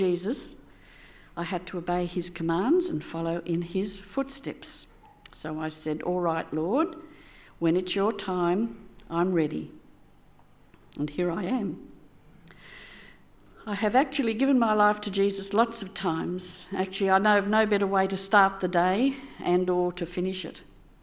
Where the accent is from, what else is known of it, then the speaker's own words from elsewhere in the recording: Sydney, New South Wales, Australia; moved away as an adult; I grew up in Sydney, attending a Presbyterian church